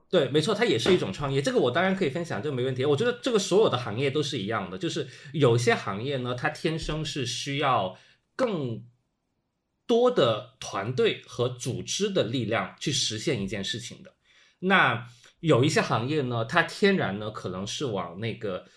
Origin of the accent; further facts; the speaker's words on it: Guangzhou, Guangdong, China; moved away as an adult; also born or lived in Hong Kong; 因为我是广州人嘛，从广州去香港上学比较近